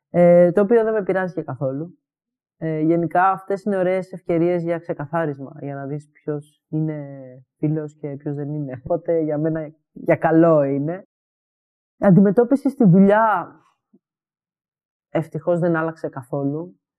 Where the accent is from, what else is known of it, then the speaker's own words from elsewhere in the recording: Greece; moved away; also born or lived in Edinburgh, United Kingdom; Όταν έφυγα από Ελλάδα, ε, αποστασιοποιήθηκα από όλη αυτή την κοινότητα, γιατί πλέον δεν ένιωθα ότι μου χρειάζεται στο Εδιμβούργο.